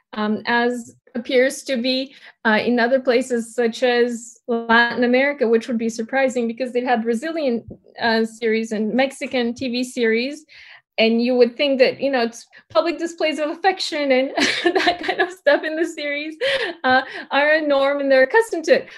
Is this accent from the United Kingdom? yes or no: no; Bulgaria; moved away; I grew up in Bulgaria, and my ethnicity is Turkish